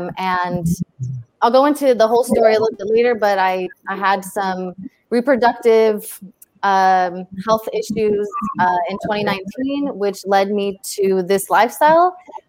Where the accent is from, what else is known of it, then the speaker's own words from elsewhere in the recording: Los Angeles, California, United States; also born or lived in Romania; I'm 25 years old. I'm here in Los Angeles. I'm originally from Romania, but I've lived here since I was six.